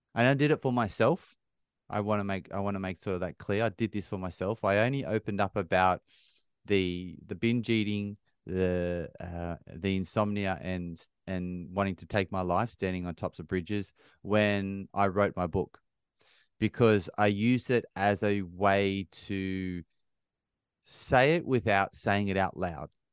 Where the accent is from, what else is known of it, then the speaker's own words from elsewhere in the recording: Bathurst, New South Wales, Australia; now in United Kingdom; I grew up in a small country town, three and a half hours northwest of Sydney in Australia, little town called Bathurst